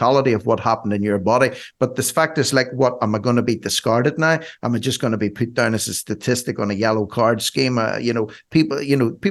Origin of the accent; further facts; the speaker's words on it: Ireland; I'm an Irishman